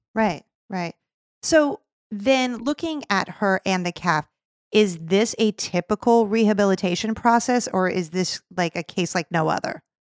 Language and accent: English; California, United States; I am from California